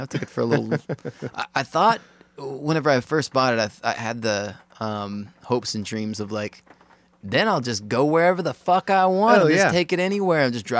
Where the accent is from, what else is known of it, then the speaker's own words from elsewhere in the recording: Texas, United States; I'm from Texas originally